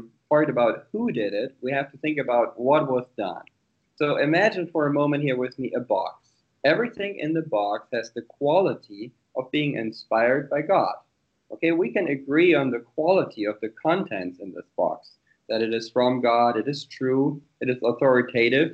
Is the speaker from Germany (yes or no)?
yes; Germany; also born or lived in United States; I was born and raised here in Germany